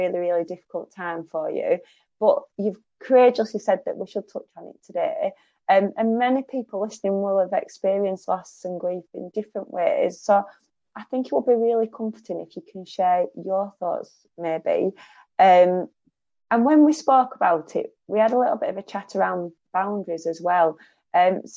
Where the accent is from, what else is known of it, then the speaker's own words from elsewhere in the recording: Lancashire, North West England, United Kingdom; I'm from Lancashire